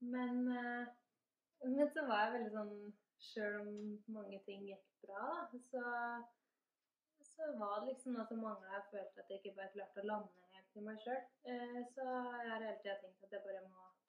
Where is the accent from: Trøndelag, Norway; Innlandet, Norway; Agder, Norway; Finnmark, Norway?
Innlandet, Norway; Kvikne; now in Gjerdrum, Norway; jeg kommer fra Kvikne i Nord-Østerdal